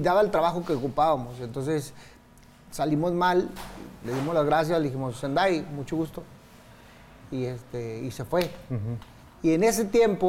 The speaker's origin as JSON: {"language": "Spanish", "town": "Tijuana", "region": "Baja California", "country": "Mexico", "also_born_or_lived": "Mexico City", "said": "soy de Tijuana"}